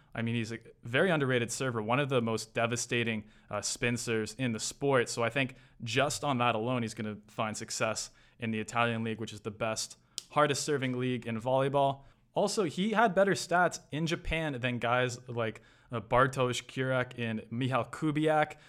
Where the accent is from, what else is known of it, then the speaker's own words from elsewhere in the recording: Toronto, Ontario, Canada; my, my hometown, Toronto